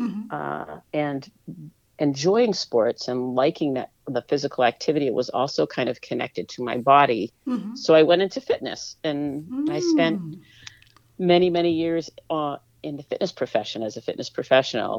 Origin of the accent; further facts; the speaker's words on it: Topsfield, Massachusetts, United States; also born or lived in Boston, Massachusetts; I was born in Boston, then I lived for most of my young years in Topsfield, Massachusetts